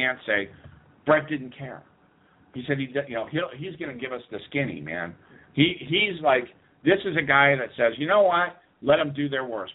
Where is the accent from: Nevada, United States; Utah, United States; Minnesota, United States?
Nevada, United States; Las Vegas; I grew up in Las Vegas.